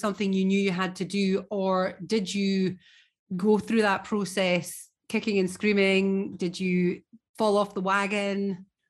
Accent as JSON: {"language": "English", "region": "Scotland", "country": "United Kingdom", "said": "as a Scot"}